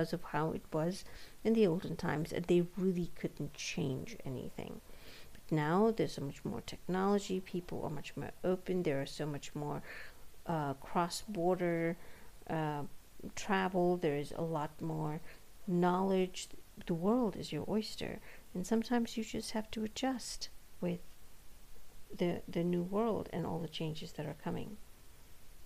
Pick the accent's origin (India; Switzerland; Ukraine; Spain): India; moved away as an adult; now in United States; born and brought up in India for most of her life and then moved to the West